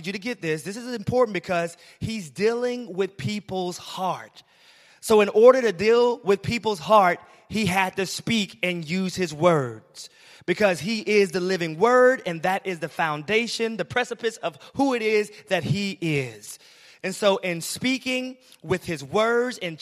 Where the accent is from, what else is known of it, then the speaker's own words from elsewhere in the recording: Alabama, United States; I'm from Alabama, so I'm used to country roads